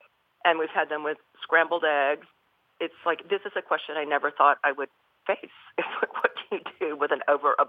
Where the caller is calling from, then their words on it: Fayetteville, Georgia, United States; also born or lived in Los Angeles; I'm calling from Fayetteville, Georgia, which is a small town south of Atlanta. We moved here recently from Los Angeles.